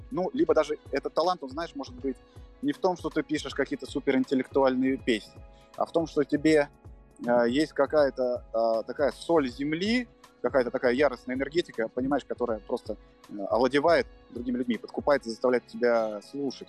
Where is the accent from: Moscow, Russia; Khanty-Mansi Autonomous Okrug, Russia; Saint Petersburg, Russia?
Moscow, Russia; я родился в Москве